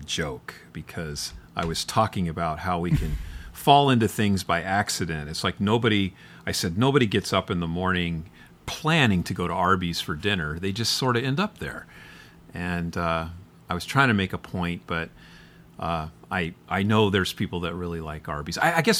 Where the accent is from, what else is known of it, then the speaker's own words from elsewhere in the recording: Midwest, United States; It's like you've seen my town. I came from the Midwest.